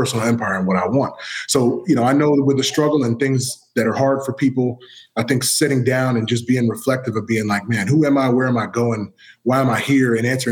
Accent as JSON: {"language": "English", "town": "San Diego", "region": "California", "country": "United States", "tie": "born or raised there", "said": "I was born in San Diego"}